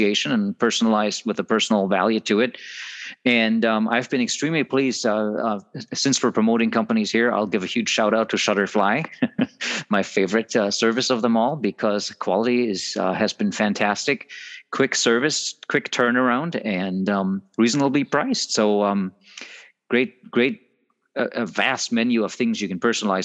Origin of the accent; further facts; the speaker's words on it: Germany; moved away; I am from Germany, and still have family there